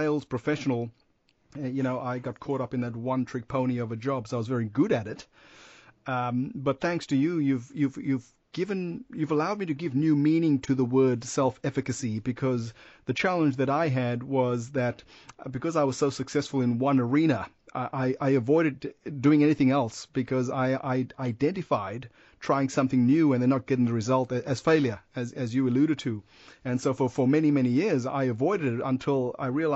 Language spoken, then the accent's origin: English; Perth, Western Australia, Australia; I'm from Perth